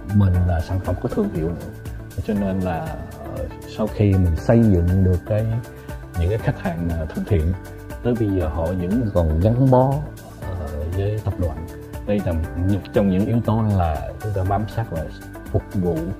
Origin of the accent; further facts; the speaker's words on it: Vietnam; mình là người Việt Nam